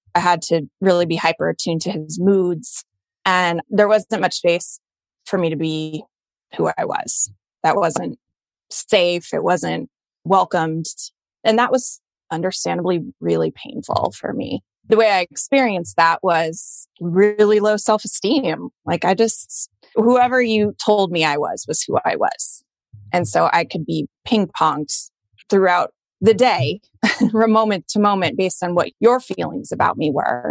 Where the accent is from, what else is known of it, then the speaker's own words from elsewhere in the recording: Colorado, United States; moved away as an adult; also born or lived in Boston; I grew up in Colorado in a pretty white bread suburban town